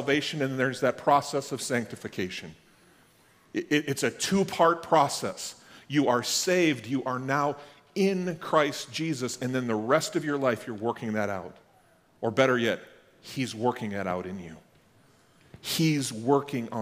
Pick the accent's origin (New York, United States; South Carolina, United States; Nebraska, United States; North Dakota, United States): North Dakota, United States; Max; I grew up in Max, North Dakota